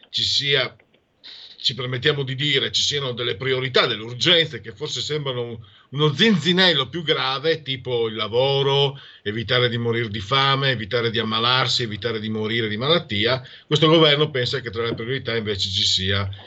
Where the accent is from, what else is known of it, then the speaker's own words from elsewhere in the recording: Friuli-Venezia Giulia, Italy; siccome vengo dal Friuli sono stato attento, altrimenti, come si dice da mia parte, mi scappava il porco.